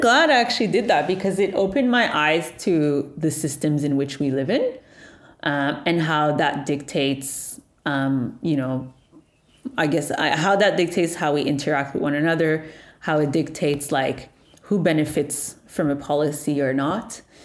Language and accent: English; Montreal, Quebec, Canada; born and raised in Montreal, Canada